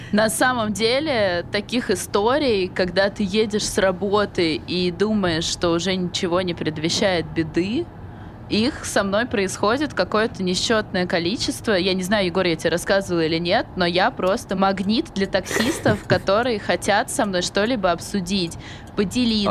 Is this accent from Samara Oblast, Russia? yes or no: yes; Samara, Samara Oblast, Russia; moved away; я из Самары